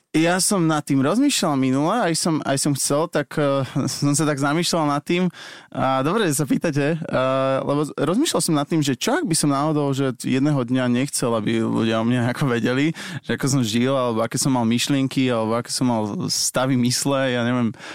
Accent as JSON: {"language": "Slovak", "town": "Bratislava", "region": "Bratislava Region", "country": "Slovakia", "said": "u nás v Bratislave v centre"}